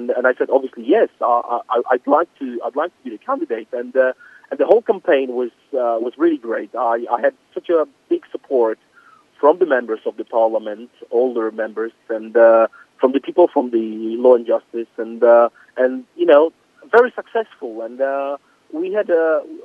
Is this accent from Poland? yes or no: yes; Poland; English is a second language; also born or lived in London